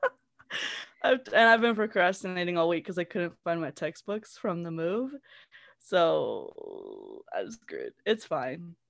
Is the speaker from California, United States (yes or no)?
yes; Southern California, United States; I grew up in Southern California my whole life